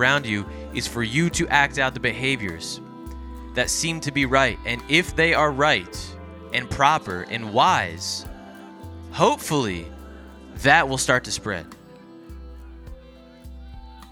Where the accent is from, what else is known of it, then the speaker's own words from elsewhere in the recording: New Jersey, United States; I grew up in South Jersey